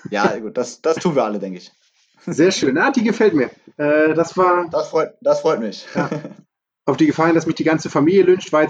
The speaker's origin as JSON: {"language": "German", "region": "Hamburg", "country": "Germany", "said": "hättest als Hamburger hätte ich auch noch die Antwort weder noch gelten lassen."}